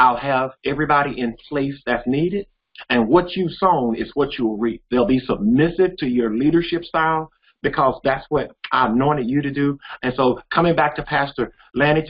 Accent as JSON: {"language": "English", "town": "Jackson", "region": "Mississippi", "country": "United States", "tie": "born or raised there", "said": "I was born and raised here in Jackson, Mississippi, educated in the Jackson Public School"}